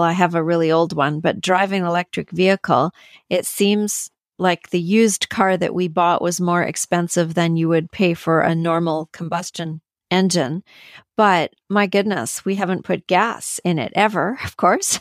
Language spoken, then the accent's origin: English; Canada; I'm from Canada.